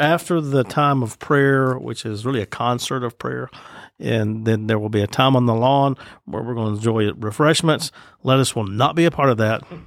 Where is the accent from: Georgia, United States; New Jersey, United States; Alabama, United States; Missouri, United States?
Alabama, United States; Citronelle; I grew up in Citronelle, Alabama, which is North Mobile County.